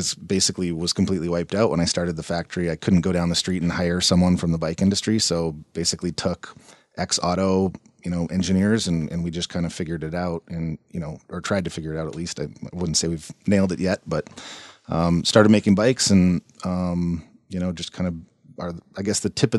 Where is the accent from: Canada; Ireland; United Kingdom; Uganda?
Canada; moved away; also born or lived in Calgary; I ran for city council in Calgary. I'm originally from Canada